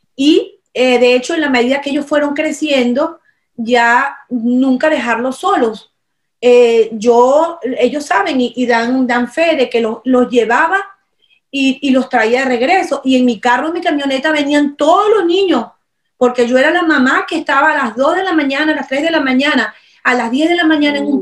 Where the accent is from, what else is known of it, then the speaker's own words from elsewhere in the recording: Venezuela; mi experiencia como venezolana, como madre de hace un poquito más de 30 años